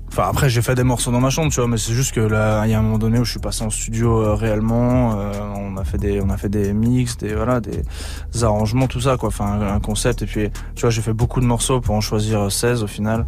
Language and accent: French; Saint-Étienne, Auvergne-Rhône-Alpes, France; je suis originaire de Saint-Etienne